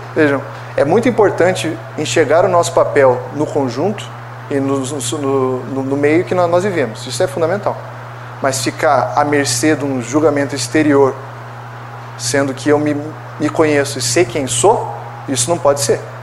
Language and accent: Portuguese; Brazil; como brasileiros